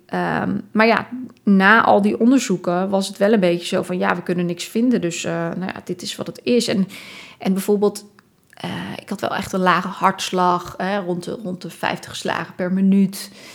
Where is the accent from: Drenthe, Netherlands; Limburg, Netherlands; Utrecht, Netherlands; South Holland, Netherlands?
South Holland, Netherlands; Dordrecht; moved away as an adult; also born or lived in Tilburg; Ik ben opgegroeid in Dordrecht.